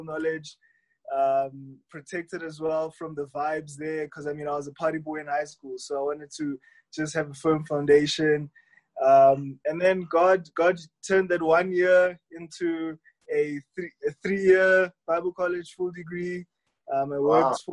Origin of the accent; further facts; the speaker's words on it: Johannesburg, Gauteng, South Africa; also born or lived in Springs, South Africa; I grew up in Hillbrow